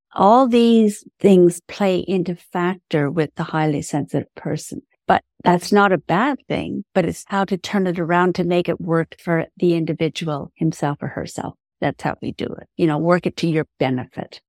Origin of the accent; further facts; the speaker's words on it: Ireland; I'm Irish